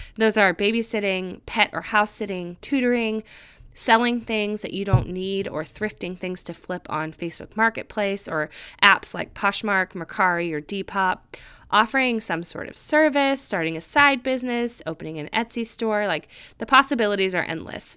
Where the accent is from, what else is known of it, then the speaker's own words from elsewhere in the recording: California, United States; moved away as an adult; also born or lived in Nashville, Tennessee; I moved across the country from my home state of California to Nashville, Tennessee